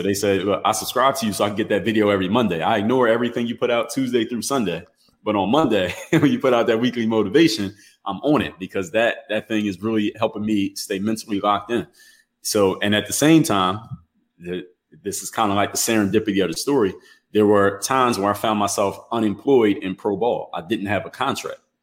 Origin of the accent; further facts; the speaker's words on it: Philadelphia, Pennsylvania, United States; moved away as an adult; now in Miami, United States; I come from the city of Philadelphia, Pennsylvania, uh, now reside in Miami, Florida